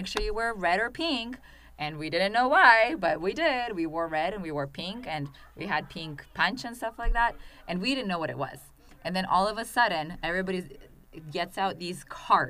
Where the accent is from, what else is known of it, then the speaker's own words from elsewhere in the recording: Russia; English is a second language; now in United States; growing up in Russia